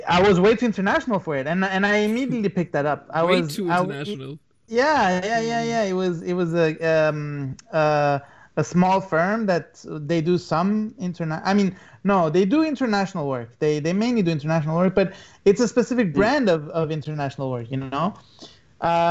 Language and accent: English; Luxembourg; moved away; also born or lived in Australia; growing up in Luxembourg